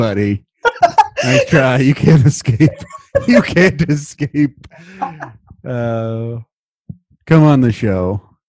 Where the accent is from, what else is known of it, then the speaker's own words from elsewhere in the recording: West Lafayette, Indiana, United States; yeah, we grew up there.